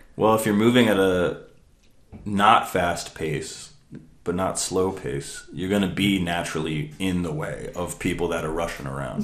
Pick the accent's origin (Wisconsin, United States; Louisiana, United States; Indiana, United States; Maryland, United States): Maryland, United States; I was born in Maryland